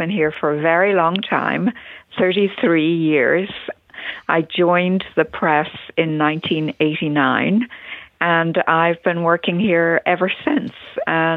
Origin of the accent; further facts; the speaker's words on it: Dublin, Leinster, Ireland; moved away as an adult; now in Wisconsin, United States; I grew up in Dublin in Ireland. I was born there